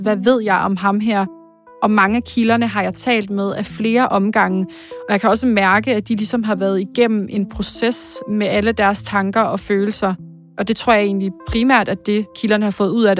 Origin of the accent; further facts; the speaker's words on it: Slagelse, Zealand, Denmark; also born or lived in Korsør; jeg er født og opvokset i Slagelse